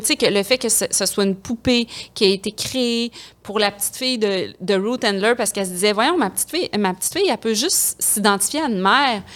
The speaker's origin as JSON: {"language": "French", "town": "Quebec City", "region": "Quebec", "country": "Canada", "said": "je viens de Québec"}